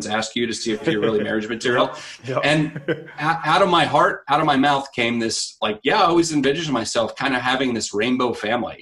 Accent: Wichita, Kansas, United States; I grew up in Wichita

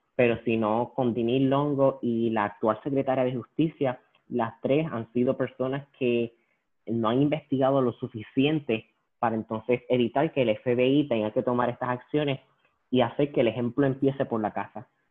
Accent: Puerto Rico; a nosotros como puertorriqueños y como puertorriqueñas

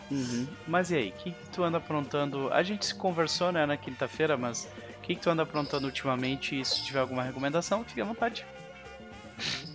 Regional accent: Viamão, Rio Grande do Sul, Brazil; Na época eu morava em Viamão com a minha família

